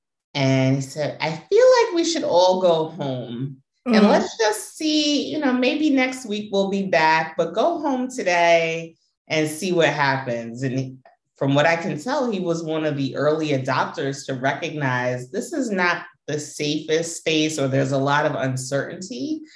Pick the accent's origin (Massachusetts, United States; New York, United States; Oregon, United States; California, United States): New York, United States; Americans, New Yorkers for many generations. I could go back to my great grandparents, at least being born and raised in New York.